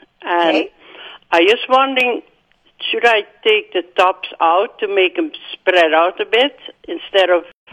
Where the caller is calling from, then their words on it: Rapid City, South Dakota, United States; I'm calling from Rapid City.